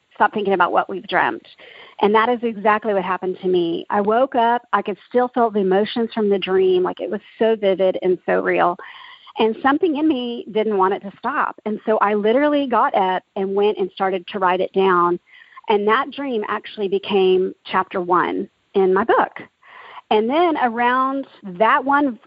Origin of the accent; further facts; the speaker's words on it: Dallas, Texas, United States; also born or lived in Oklahoma; I grew up in Dallas, Texas, and was blessed to be in a Christian home